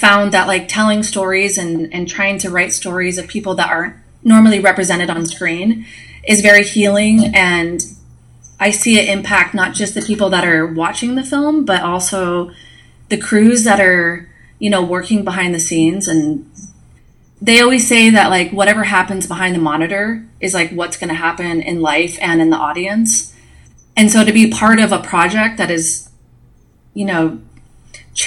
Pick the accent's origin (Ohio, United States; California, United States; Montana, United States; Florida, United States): Montana, United States; Billings; I'm from Billings, Montana